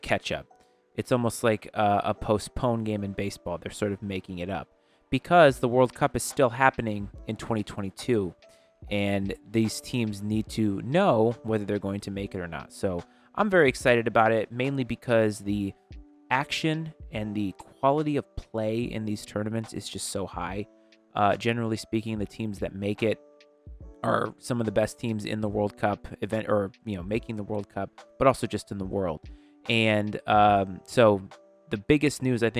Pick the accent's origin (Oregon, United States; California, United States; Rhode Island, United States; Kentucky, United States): Rhode Island, United States; being born and raised in Rhode Island